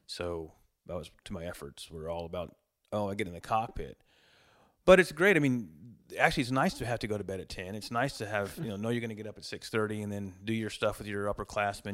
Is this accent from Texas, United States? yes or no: yes; Montgomery, Texas, United States; moved away as an adult; also born or lived in Magnolia, Texas; moved my family back to Montgomery, where I grew up. So, we moved to Montgomery from Magnolia in nineteen eighty-one. I started second grade in Montgomery School District.